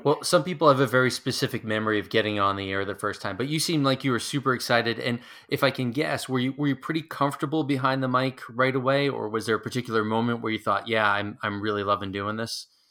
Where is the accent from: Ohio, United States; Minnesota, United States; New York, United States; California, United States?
New York, United States; near Hofstra; I grew up near Hofstra